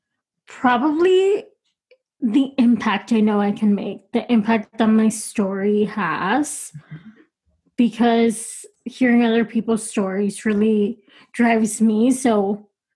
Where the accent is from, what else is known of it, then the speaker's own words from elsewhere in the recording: Texas, United States; moved away as an adult; now in Los Angeles, United States; I'm originally from Texas, but I've been living in LA for 6 years now